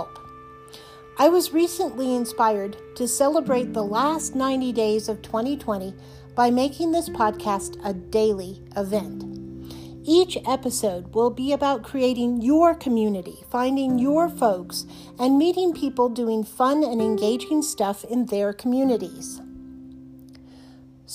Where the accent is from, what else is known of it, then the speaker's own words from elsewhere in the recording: United States; I am American.